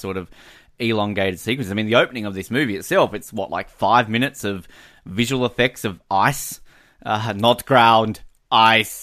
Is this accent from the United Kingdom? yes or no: no; Hobart, Tasmania, Australia; growing up in Hobart, we were the, uh, Australian headquarters for Antarctic research